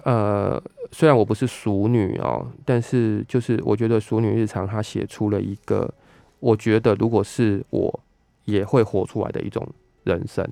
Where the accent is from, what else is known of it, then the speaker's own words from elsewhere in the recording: southern Taiwan, Taiwan; now in Taipei, Taiwan; 因为我们都是南部长大的小孩子嘛